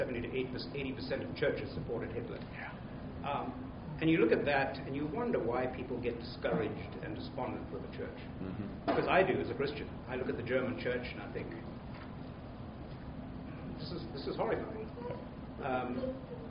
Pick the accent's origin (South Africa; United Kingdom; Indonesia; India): South Africa; now in United States; Growing up in South Africa